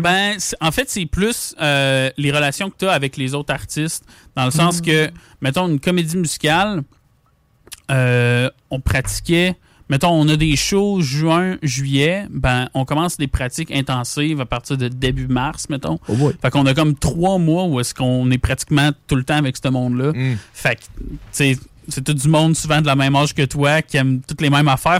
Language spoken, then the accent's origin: French; Lévis, Quebec, Canada; on est né à Lévis, euh, à l'Hôtel Dieu. On a grandi à Lévis